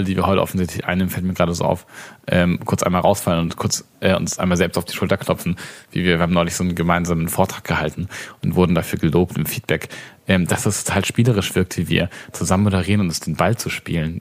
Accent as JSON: {"language": "German", "region": "Baden-Württemberg", "country": "Germany", "said": "in Baden-Württemberg, da wo ich herkomme"}